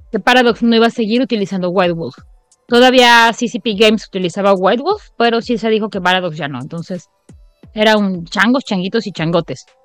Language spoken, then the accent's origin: Spanish; Mexico; como la mexicana que soy